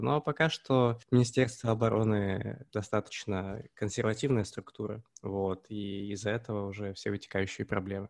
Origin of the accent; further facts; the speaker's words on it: Omsk, Omsk Oblast, Russia; я родом из Омска